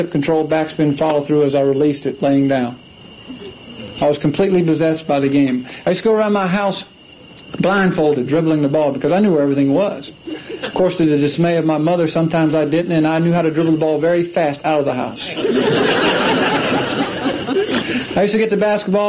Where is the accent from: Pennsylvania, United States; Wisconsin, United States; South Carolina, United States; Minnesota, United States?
South Carolina, United States; Clemson; I grew up in Clemson, South Carolina, and when I was 4 years old, the only thing I ever knew was basketball